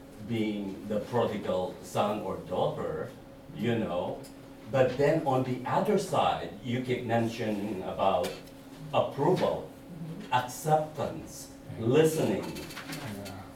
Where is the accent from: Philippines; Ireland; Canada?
Philippines; moved away; because I came from Philippines